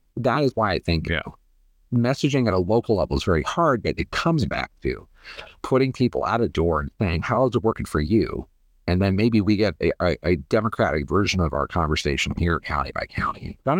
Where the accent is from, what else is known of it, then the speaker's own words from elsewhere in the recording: Ohio, United States; You know, I grew up in Ohio in the 1990s.